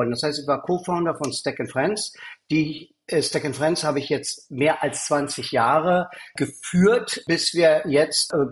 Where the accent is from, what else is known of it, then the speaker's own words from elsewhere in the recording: East Berlin, Berlin, Germany; born there; moved away as an adult; bin geboren in Ostberlin und bin aus der DDR geflohen mit damals 19 Jahren.